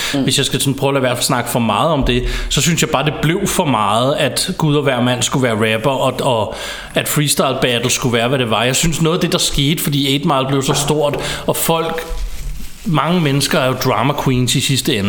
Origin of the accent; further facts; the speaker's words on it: Ballerup, Capital Region of Denmark, Denmark; jeg er vokset op i Ballerup